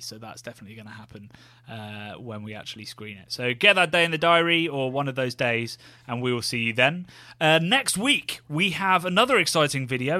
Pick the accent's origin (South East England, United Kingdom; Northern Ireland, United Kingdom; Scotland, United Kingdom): South East England, United Kingdom; Oxfordshire; a fish and chip shop in my hometown that used to, it was a smart fish and chips, if anybody's from that part, like, Oxfordshire region